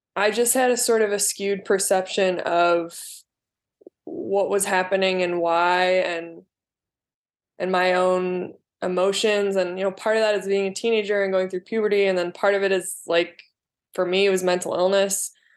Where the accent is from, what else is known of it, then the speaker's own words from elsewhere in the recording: Southwest suburbs of Chicago, Illinois, United States; also born or lived in Glen Ellyn, Illinois; I grew up in the South, Su-, Southwest suburbs